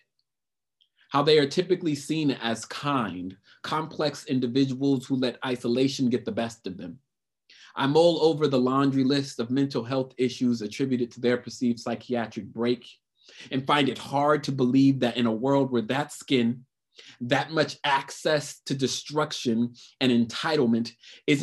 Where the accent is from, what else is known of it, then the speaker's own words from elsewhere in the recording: United States; I enjoy living in America because this is where I'm born. I was born in America